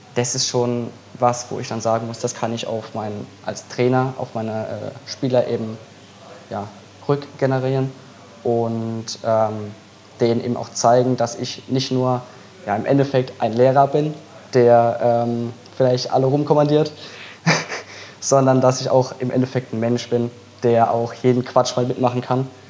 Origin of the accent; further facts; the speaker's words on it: Mannheim, Baden-Württemberg, Germany; weil ich komme ja nicht aus Fehlheim, sondern ich komme ja aus Mannheim.